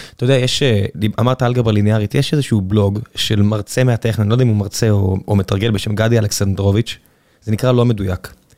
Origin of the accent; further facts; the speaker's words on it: Beersheba, Southern District, Israel; now in Tel Aviv, Israel; ואיפה שאני גדלתי בבאר שבע